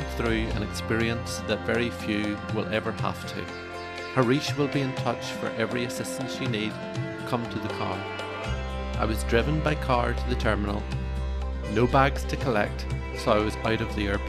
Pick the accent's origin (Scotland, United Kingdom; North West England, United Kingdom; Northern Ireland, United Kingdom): Northern Ireland, United Kingdom; for me growing up in Northern Ireland